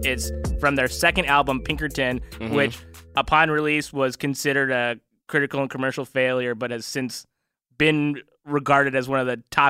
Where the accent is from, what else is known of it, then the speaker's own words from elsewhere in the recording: Downey, California, United States; I'm from Downey.